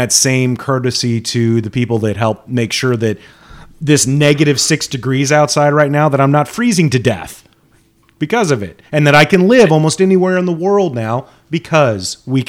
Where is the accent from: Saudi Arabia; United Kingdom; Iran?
Saudi Arabia; Dhahran, Eastern Province; That's something I learned growing up in Saudi Arabia. They had an oil museum there in Dahran